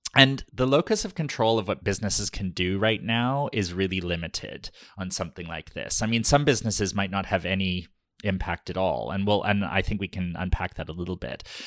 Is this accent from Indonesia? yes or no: no; Canada; We are Canadian, but we are Ukrainian Canadian